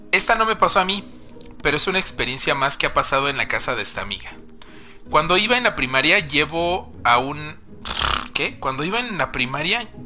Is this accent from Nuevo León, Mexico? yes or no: no; Oaxaca, Mexico; porque somos oaxaqueños y nos encantan las cosas hechas bonitas.